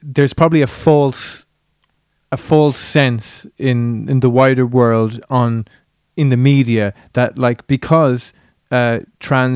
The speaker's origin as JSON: {"language": "English", "country": "Ireland", "tie": "born or raised there", "said": "growing up in Ireland"}